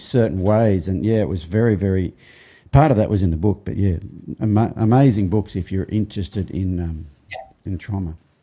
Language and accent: English; Australia; growing up in Australia, especially as a boy